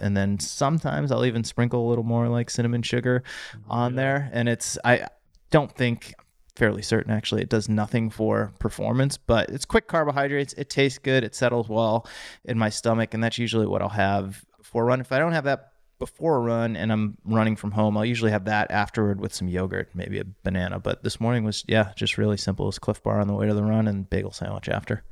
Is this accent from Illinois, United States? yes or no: no; Auburn, Massachusetts, United States; In central Massachusetts, little town called Auburn outside of Worcester